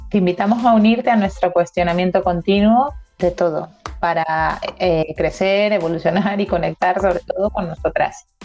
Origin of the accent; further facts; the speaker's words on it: Venezuela; moved away; tu identidad está formada porque eres venezolana. De hecho, nosotras conservamos nuestro acento